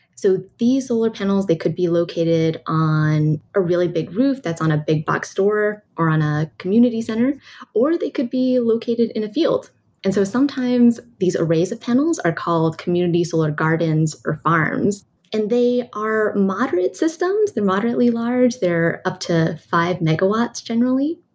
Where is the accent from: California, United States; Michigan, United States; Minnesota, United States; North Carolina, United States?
California, United States; I'm from California